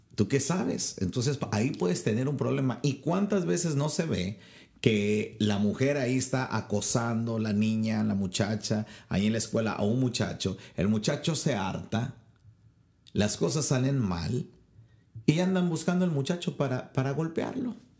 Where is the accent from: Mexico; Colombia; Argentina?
Mexico; en mi país, México